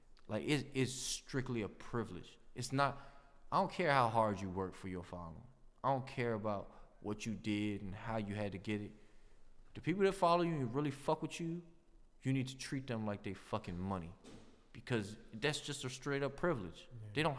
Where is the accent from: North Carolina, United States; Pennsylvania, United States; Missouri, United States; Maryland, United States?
Maryland, United States; Silver Spring; But I'm from Silver Spring. I'm like a nice Asian guy from Silver Spring.